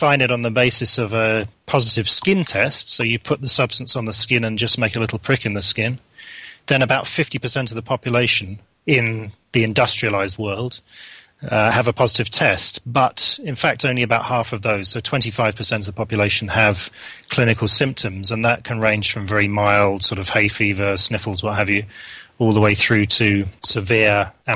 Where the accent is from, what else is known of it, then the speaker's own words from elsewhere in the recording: London, United Kingdom; moved away as an adult; now in Hamilton, Canada; I am from southwest London. I grew up in the Wimbledon area, went to school in Wimbledon